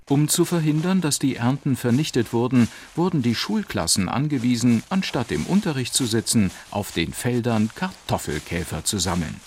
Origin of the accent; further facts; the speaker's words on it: Saarland, Germany; bei uns im Saarland